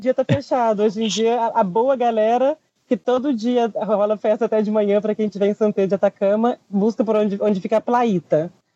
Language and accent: Portuguese; Brazil; moved away as an adult; now in Chile; sou do Brasil, eu te juro que eu sou do Brasil